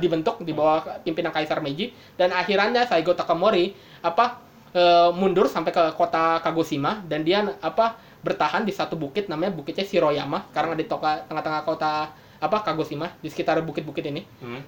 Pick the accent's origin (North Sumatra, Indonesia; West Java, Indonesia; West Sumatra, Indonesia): West Java, Indonesia; Bekasi; sebagai orang Bekasi